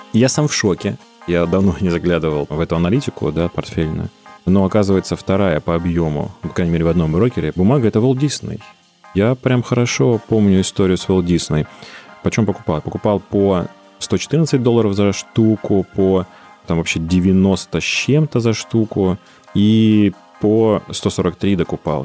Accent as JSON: {"language": "Russian", "area": "Chernozemye", "region": "Central Black Earth Region", "country": "Russia", "said": "Я сам из Черноземья"}